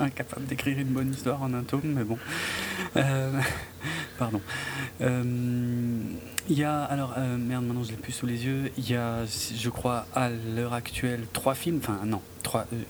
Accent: France; chez nous en France

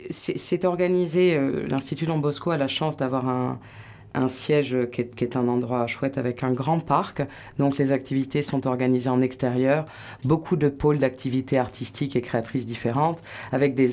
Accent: Landes, Nouvelle-Aquitaine, France; moved away as an adult; also born or lived in Paris / Bordeaux; Je suis née à Paris, Élise. Mais j'ai grandi dans les Landes.

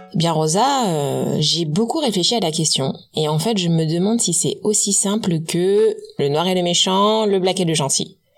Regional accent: French Guiana

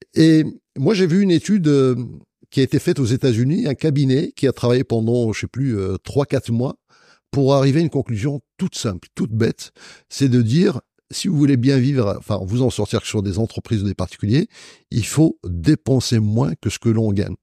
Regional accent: Marrakech, Marrakesh-Safi, Morocco; moved away as an adult; now in France; à Marrakech, parce que c'est ma ville natale

